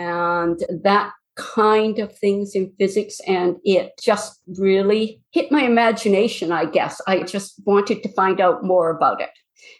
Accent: Duncan, British Columbia, Canada; born there; I was born not far from where I'm living now. I was born in Duncan on Vancouver Island. We moved quite a bit. By the time I started grade four, I had changed schools 9 times in 3 provinces.

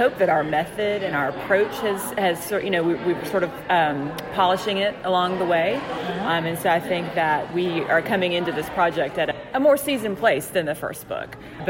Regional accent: Southwest Virginia, United States; I grew up in Southwest Virginia

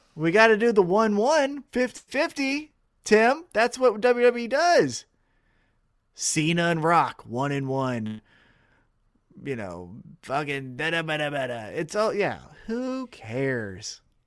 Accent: Kansas City, Missouri, United States; I'm from Kansas City

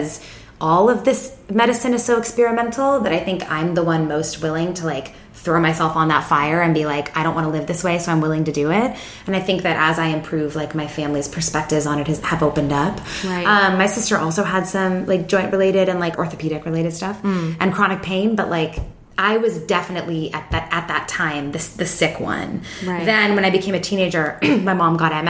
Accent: Seattle, Washington, United States; I grew up in Seattle, so it's like the wettest place in the world.

